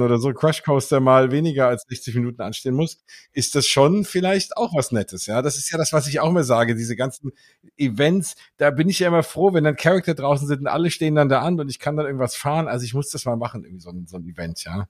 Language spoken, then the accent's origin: German; Germany; als Deutsche